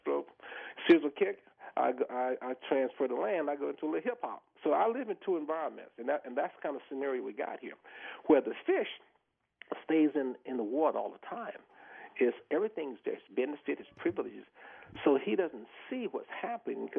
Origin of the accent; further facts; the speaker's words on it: the South, United States; moved away; I grew up in the South, you know, and I grew up in racism. I went through the whole integration process, you know. I was the first black football player in Florida State